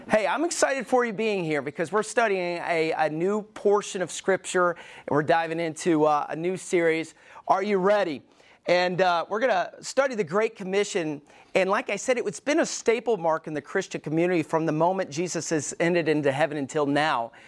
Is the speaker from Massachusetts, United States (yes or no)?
no; Alabama, United States; moved away; I was growing up in Alabama, we didn't go to shooting ranges